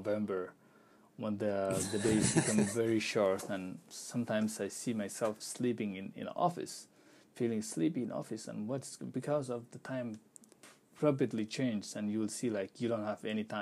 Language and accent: English; Pakistan; English is a second language; moved away as an adult; also born or lived in Turkey; now in Minnesota, United States; I used to live in Pakistan and I'm working in Turkey